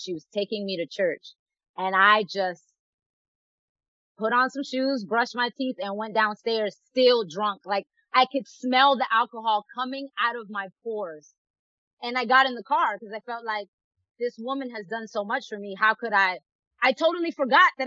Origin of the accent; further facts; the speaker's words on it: New York City, New York, United States; moved away as an adult; also born or lived in Dominican Republic / Norfolk, Virginia; now in Los Angeles, United States; I'm from the Bronx